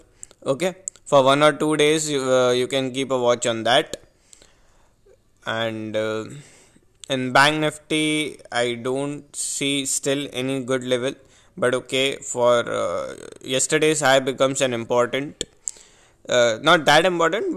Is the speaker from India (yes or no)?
yes; India; I am an Indian trader